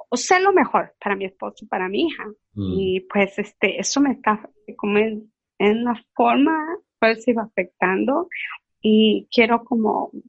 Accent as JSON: {"language": "Spanish", "country": "Mexico", "moved": "yes", "lives_now": "New York, United States", "said": "mi familia, pues yo soy mexicana, está en México"}